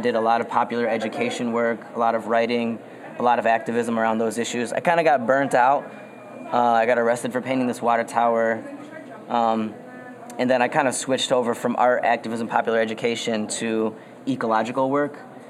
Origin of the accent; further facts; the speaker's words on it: Detroit, Michigan, United States; I'm from Southwest Detroit. I'm Boricua and Coahuiltecan. So my mom is from Detroit. Her parents are from Puerto Rico. My dad is from San Antonio.